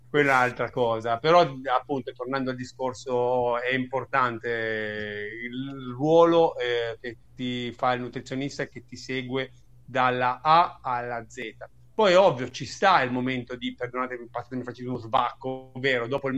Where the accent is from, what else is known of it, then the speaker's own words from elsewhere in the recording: Loano, Liguria, Italy; also born or lived in Naples; io sono di Napoli, originario di Napoli, fiero, però comunque sono cresciuto in Liguria, in un paesino di 12.000 persone come a Loano